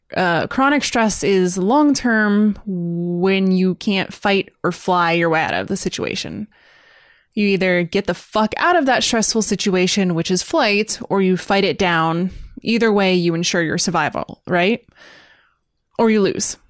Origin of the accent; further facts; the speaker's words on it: United States; as an American